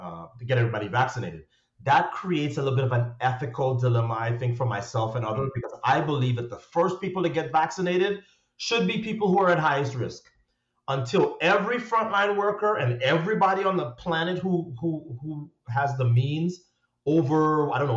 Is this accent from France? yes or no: no; Trinidad & Tobago; growing up in Trinidad, where the standard of education is extremely high